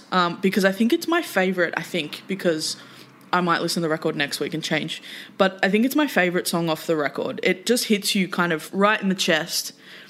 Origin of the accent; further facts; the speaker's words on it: Australia; we as Australian music fans